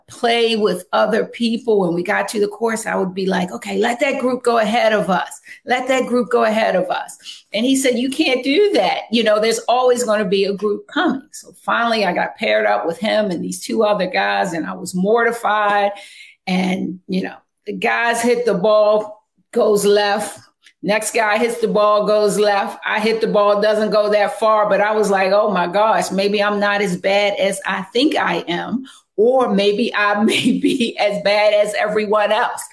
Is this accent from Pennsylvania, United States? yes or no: no; Baltimore, Maryland, United States; born and raised in Baltimore